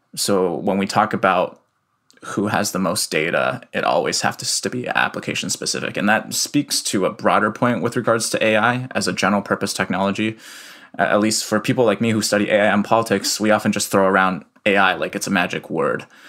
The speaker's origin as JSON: {"language": "English", "town": "Iowa City", "region": "Iowa", "country": "United States", "tie": "born or raised there", "also_born_or_lived": "Shanghai, China", "said": "moved to Iowa City when I was three"}